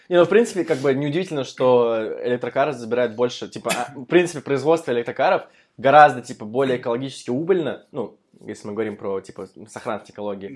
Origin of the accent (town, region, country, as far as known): Moscow, Russia